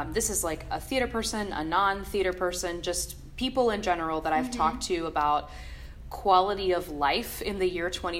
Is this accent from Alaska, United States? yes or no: no; Maryland, United States; I grew up in Maryland